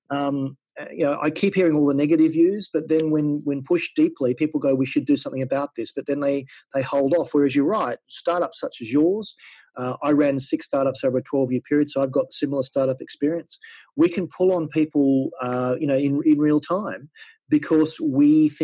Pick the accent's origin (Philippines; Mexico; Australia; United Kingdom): Australia; moved away as an adult; I'm an Australian. I've been away from Australia for 12 years.